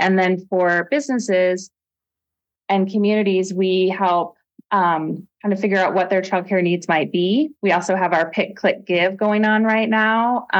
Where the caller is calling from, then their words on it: Anchorage, Alaska, United States; I am joining from Anchorage, and I'm really happy to be here.